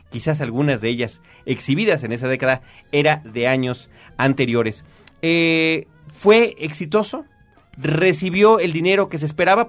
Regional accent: Mexico; todos los que crecimos aquí en México

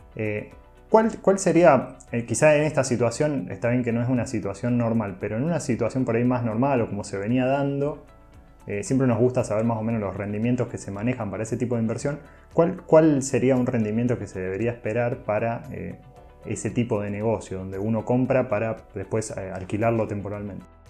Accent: Rosario, Santa Fe, Argentina; Soy de Rosario

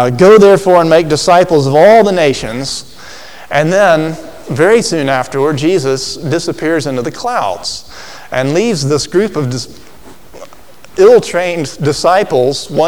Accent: Alabama, United States; as a child growing up in Alabama

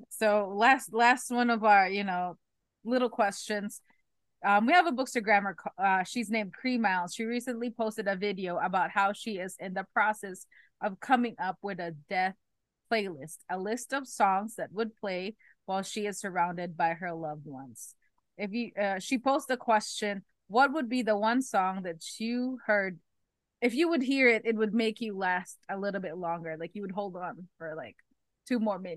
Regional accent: Florida, United States; unfortunately from Florida, so we mm-hmm. live on mainly flat. Yes, we have some hills, small, small

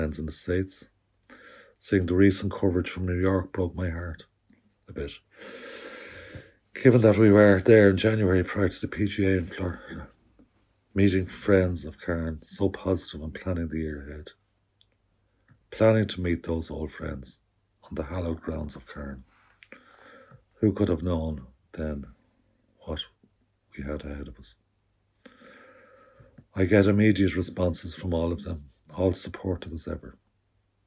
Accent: Dublin, Leinster, Ireland; moved away as an adult; now in Belmullet, Ireland; I'm from Dublin originally and came to Belmullet on holiday. Fell in love with the place. And it's now where I spend most of my time

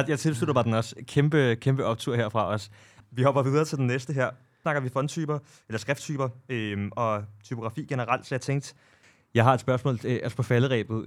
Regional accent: Copenhagen, Capital Region of Denmark, Denmark; jeg er jo selv fra Amager

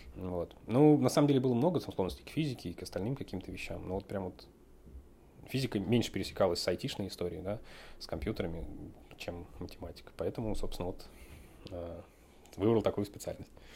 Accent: Moscow, Russia; Родился я в Москве.

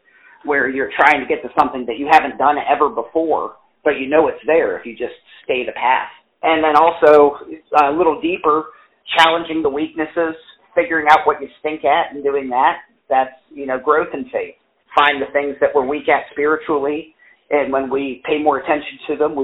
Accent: West Virginia, United States; also born or lived in Columbus, Ohio / South Lyon, Michigan; Born and raised in West Virginia

